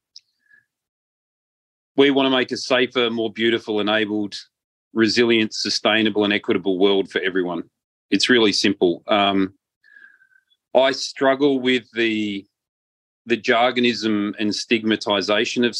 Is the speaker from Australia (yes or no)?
yes; Australia; also born or lived in Malta; I'm an Australian and a Maltese citizen